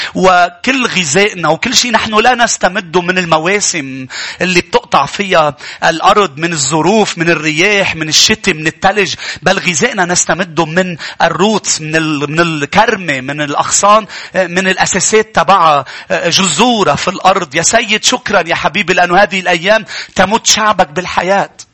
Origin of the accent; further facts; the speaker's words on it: Lebanon; بلدنا لبنان